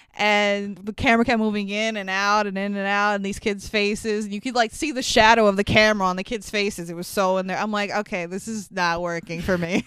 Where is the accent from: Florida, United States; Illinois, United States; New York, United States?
New York, United States; New York City; we live in New York. I grew up in Queens